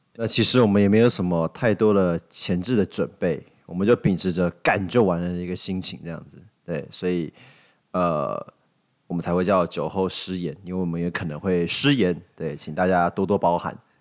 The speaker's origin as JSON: {"language": "Chinese", "country": "Taiwan", "said": "我们台湾人"}